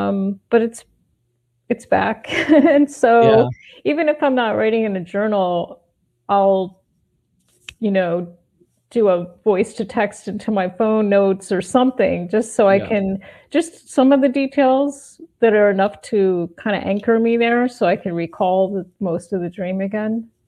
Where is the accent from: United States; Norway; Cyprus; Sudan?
United States; northwestern New Jersey; moved away; also born or lived in Manhattan, New York; I grew up in New Jersey, but the northwestern part near Pennsylvania.